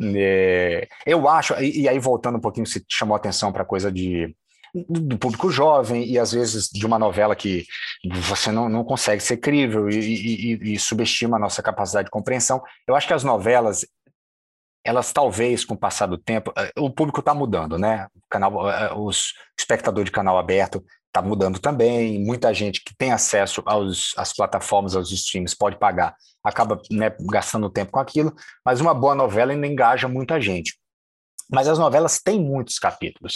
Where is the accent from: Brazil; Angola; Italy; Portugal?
Brazil; Salvador, Bahia; moved away as an adult; also born or lived in Diamantina, Minas Gerais / Germany; now in Rio de Janeiro, Brazil; Eu nasci em Diamantina, passo três anos na Alemanha, volto para Salvador com quatro e vivi lá até os 25